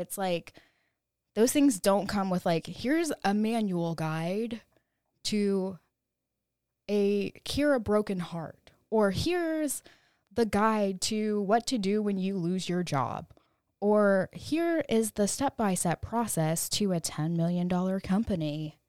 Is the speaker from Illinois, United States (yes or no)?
no; California, United States; born there; now in Austin, United States; I was born in California. Cali baby. Shout out to all the Cali girls. I now live in Austin, Texas.